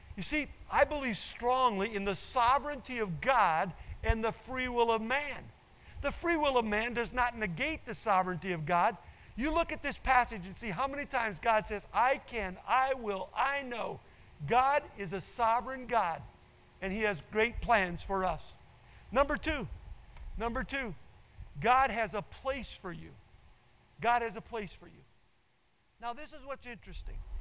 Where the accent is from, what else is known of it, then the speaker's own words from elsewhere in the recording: Nebraska, United States; I grew up in Nebraska, and so I'm a cornhusker